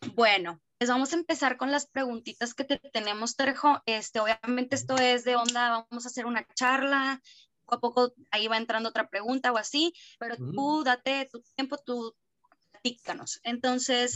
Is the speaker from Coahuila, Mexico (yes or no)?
yes; Piedras Negras, Coahuila, Mexico; yo soy de Piedras Negras